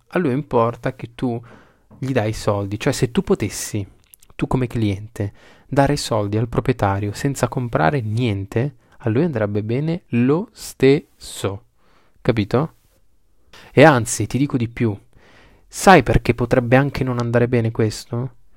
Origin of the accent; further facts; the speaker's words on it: Bologna, Emilia-Romagna, Italy; io sono di Bologna